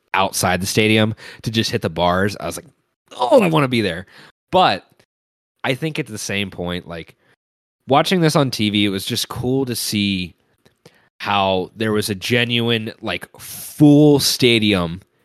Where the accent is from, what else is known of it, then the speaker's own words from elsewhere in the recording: Cincinnati, Ohio, United States; as somebody who's watched so many Bengals games throughout my entire life, growing up in Cincinnati